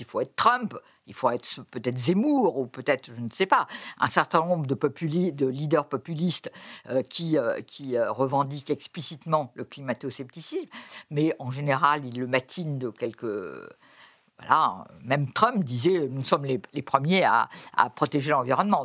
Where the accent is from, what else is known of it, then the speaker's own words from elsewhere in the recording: France; chez nous, en France